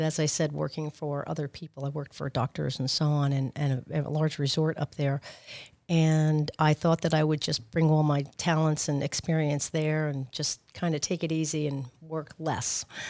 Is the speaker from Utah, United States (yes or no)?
no; Long Island, New York, United States; moved away as an adult; now in Boca Raton, United States; I'm from Long Island, but I ve, spent a lot of time in New York City as well